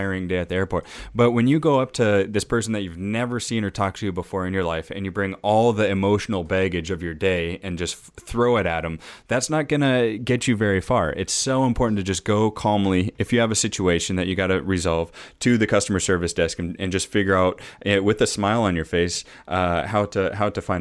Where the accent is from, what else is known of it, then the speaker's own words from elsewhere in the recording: Edmonds, Washington, United States; I grew up in Edmonds, which is just 20 minutes north of Seattle